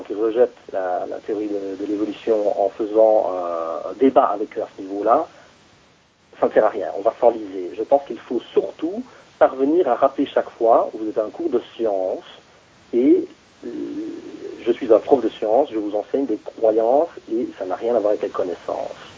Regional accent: Belgium; chez nous, en Belgique

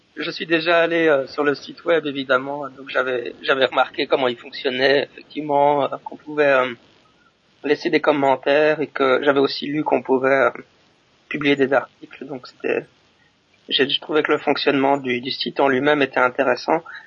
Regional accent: Belgium; now in Japan; je suis un Belge qui habite au Japon

